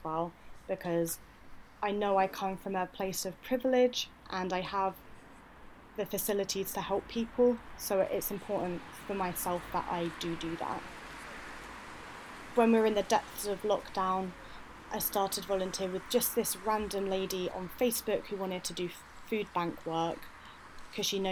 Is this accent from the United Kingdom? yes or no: yes; United Kingdom; moved away as an adult; also born or lived in Leeds; now in Glasgow, United Kingdom; I'm from the Midlands